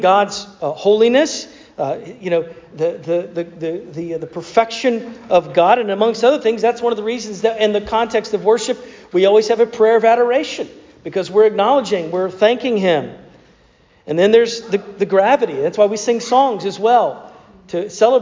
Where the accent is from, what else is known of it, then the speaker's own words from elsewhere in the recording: North Carolina, United States; my home state of North Carolina